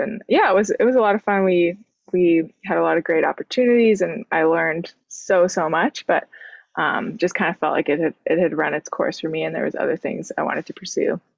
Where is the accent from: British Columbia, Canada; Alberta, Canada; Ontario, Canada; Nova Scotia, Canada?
Nova Scotia, Canada; Sydney; moved away as an adult; now in Halifax, Canada; I grew up in Cape Breton, uh, which is a little island